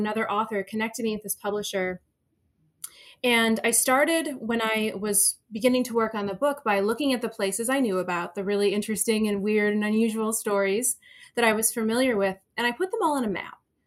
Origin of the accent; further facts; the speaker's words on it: Cleveland, Ohio, United States; moved away as an adult; now in Chicago, United States; I grew up in Cleveland, but I've lived in Chicago for 12 years